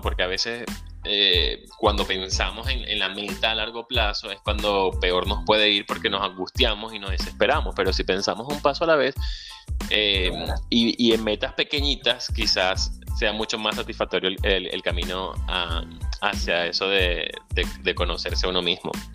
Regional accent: La Victoria, Aragua, Venezuela; moved away; Soy venezolano, emigrante, ciudadano del mundo

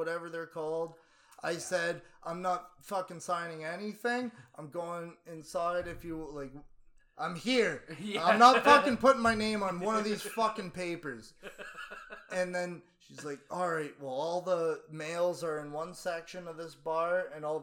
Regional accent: Windsor, Ontario, Canada; I'm from Windsor, Ontario.

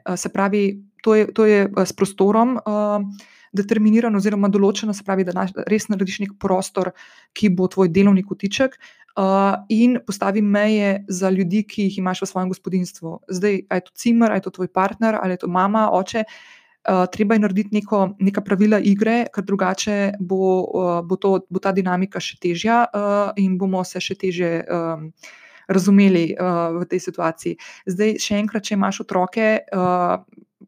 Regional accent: Slovenia; Slovenci smo se in slovenke smo se izkazali nedolgo nazaj za blazno solidarne

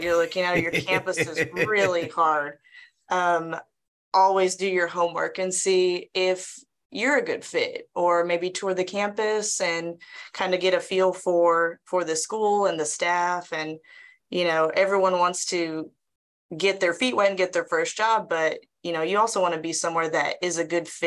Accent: Brenham, Texas, United States; Taught a long time in my hometown of Brenham, right down the road.

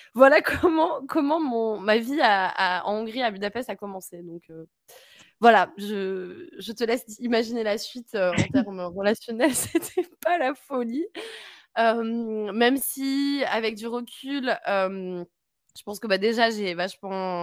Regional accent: France; moved away as an adult; also born or lived in Hungary; now in Berlin, Germany; je suis française

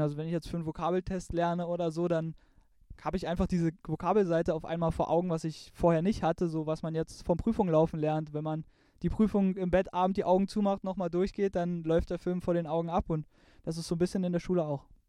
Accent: eastern Germany, Germany; bei uns im Osten

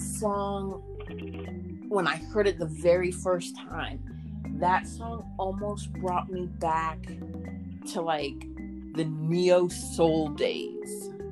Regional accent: Maryland, United States; I'm from Maryland.

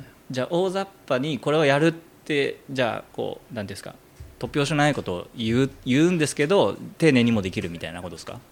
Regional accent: Hamamatsu, Shizuoka, Japan; moved away as an adult; で、地元が浜松で

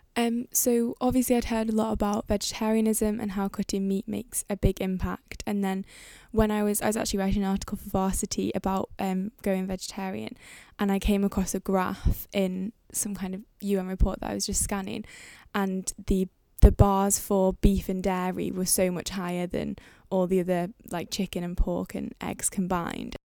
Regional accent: Manchester, North West England, United Kingdom; moved away as an adult; now in Cambridge, United Kingdom; I'm living Cambridge. I'm from Manchester.

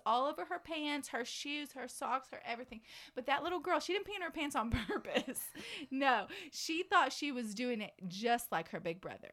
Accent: Dallas, Texas, United States; now in Lubbock, United States; I'm from DFW originally

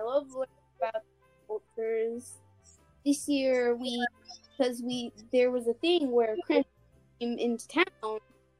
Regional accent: Apex, North Carolina, United States; now in Clarksville, United States; I'm from North Carolina, Apex. I'm living in Clarksville, Tennessee right now.

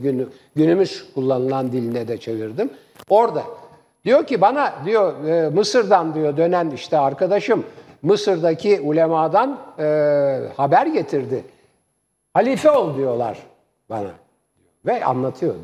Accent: Istanbul, Turkey; born or raised there

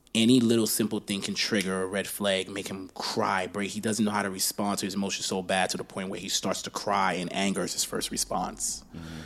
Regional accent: Baltimore, Maryland, United States; also born or lived in Liberia; Went through the war with that situation, came to America, grew up in Baltimore

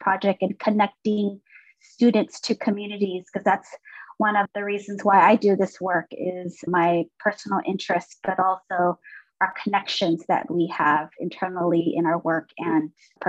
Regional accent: Los Angeles, California, United States; I grew up near Chinatown, Los Angeles

